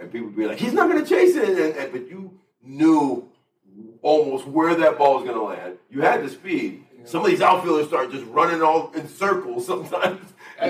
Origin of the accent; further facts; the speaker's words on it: Miami, Florida, United States; also born or lived in Cuba; I grew up in Miami